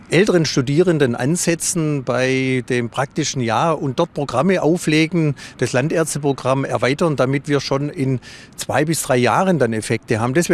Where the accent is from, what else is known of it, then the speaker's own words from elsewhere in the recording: Ludwigsburg, Baden-Württemberg, Germany; Meine Heimat ist in Ludwigsburg und es ist ja super zentral gelegen.